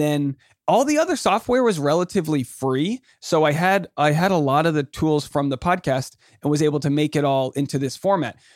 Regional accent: Newport, Rhode Island, United States; moved away; also born or lived in New York City; I'm from Newport, Rhode Island

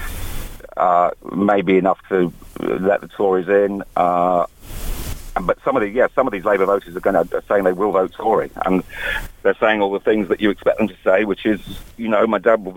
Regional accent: Hull, Yorkshire and the Humber, United Kingdom; moved away; I was in my hometown of Hull

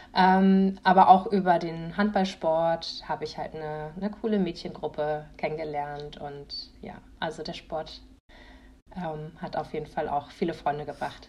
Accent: a village in Schleswig-Holstein, Germany; Ich komme aus einem Dorf aus Schleswig-Holstein.

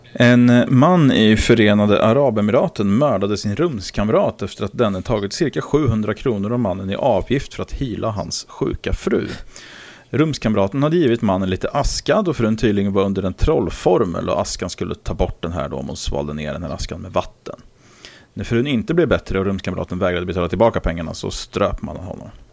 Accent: Karlskoga, Örebro County, Sweden; born or raised there

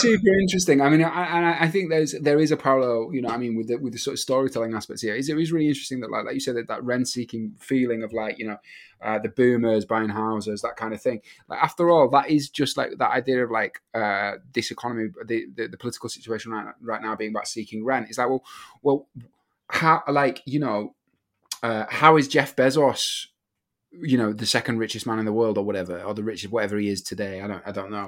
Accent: Yorkshire and the Humber, United Kingdom; now in Manchester, United Kingdom; I'm actually from another part of the north. I'm from Yorkshire

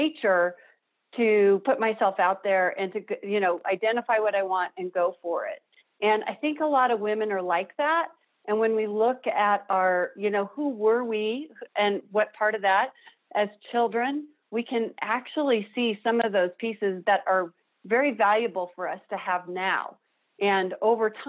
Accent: Denver, Colorado, United States; I grew up here in Denver. I'm a native

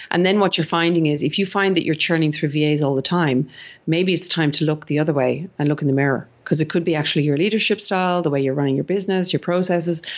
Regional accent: Ireland; accent: Irish; now in Sydney, Australia; I'm actually originally Irish, if you didn't, any of the listeners didn't pick up my accent.

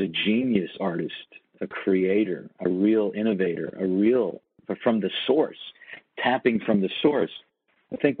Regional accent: Toronto, Ontario, Canada; moved away as an adult; also born or lived in New York; I moved away from Toronto

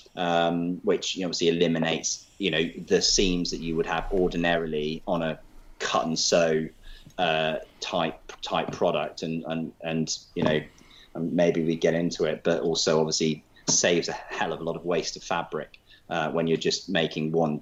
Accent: Leicester, East Midlands, United Kingdom; I'm from Leicester.

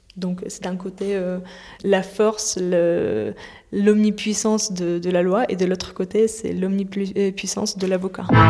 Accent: Moscow, Russia; now in France; je suis née à, Moscou dans les années 90

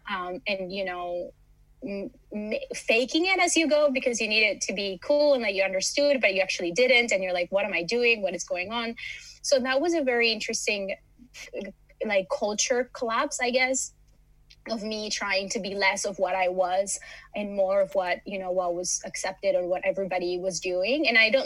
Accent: Miami, Florida, United States; also born or lived in Los Angeles, United States; now in Malmö, Sweden; I come from Miami, from LA, from very busy cities. And Malmo has been a very nice place to land

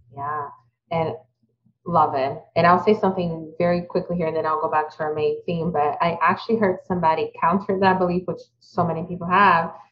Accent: Brazil; moved away; I also was fortunate to have a really good childhood, but growing up in Brazil

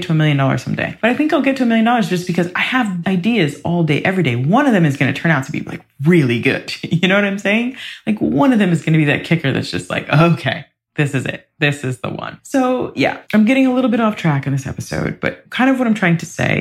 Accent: Ohio, United States; I'm from the Midwest. I'm from Ohio

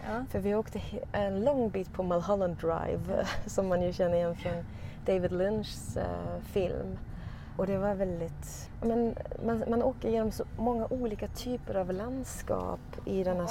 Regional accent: Sweden; vi i Sverige

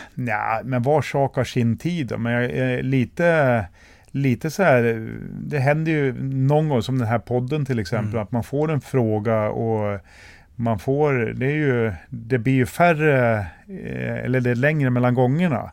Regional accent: Västerås, Västmanland, Sweden; jag är också född här i Västerås och har ju alltid stått på läktaren och tittat på alla kvalmatcher

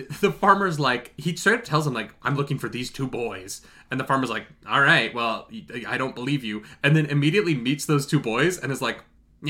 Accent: Midwest, United States; We grew up in the Midwest. There's nothing to do.

